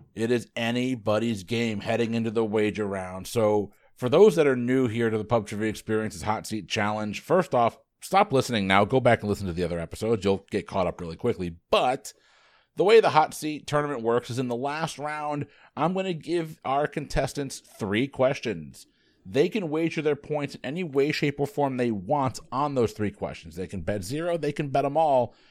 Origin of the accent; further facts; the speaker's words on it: Connecticut, United States; My home state of Connecticut.